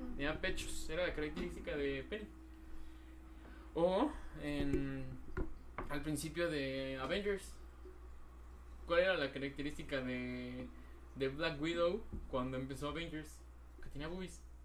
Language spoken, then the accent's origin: Spanish; Mexico; como mexicanos